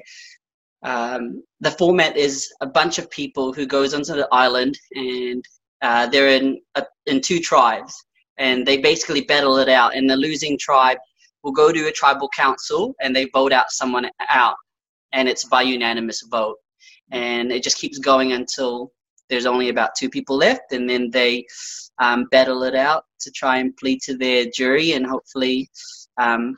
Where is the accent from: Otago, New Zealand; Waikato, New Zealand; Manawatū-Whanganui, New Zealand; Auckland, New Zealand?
Auckland, New Zealand; moved away as an adult; also born or lived in Philippines; now in Australia; So I grew up in Auckland, in Birkenhead